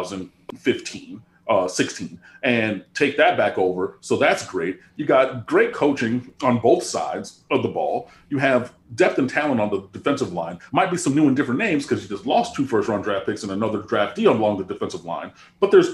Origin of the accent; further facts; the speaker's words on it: Michigan, United States; I grew up in Michigan